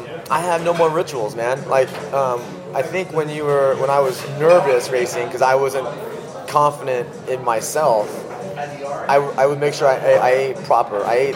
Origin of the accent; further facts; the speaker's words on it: California, United States; So I think growing up in Northern California, I think it's a big food culture.